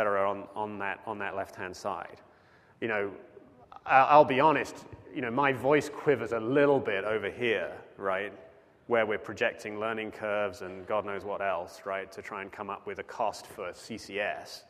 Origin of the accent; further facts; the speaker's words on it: United Kingdom; now in United States; I am British, but I am a citizen